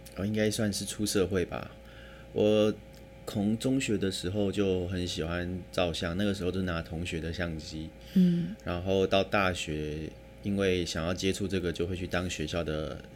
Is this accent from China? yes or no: no; Taipei, Taiwan; 其实我小时候只住在大安区附近，那里有很多眷村改建的国宅